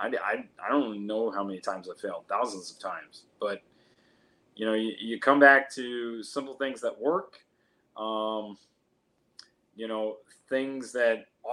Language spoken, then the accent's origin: English; Iowa, United States; now in Phoenix, United States; I grew up in the Midwest in Iowa